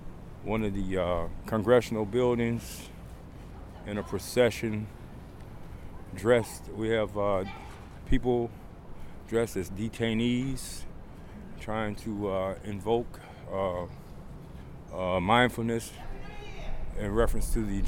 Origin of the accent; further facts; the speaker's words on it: Cleveland, Ohio, United States; I'm from Cleveland, Ohio